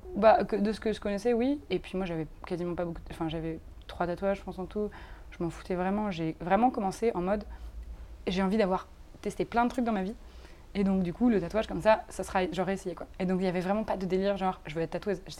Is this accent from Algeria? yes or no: no; France; now in Brussels, Belgium; je suis française, mais je vis ici